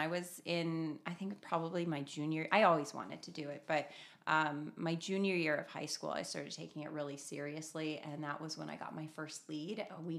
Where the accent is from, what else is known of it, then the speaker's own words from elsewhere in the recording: Paso Robles, California, United States; I grew up in Paso Robles, wine country.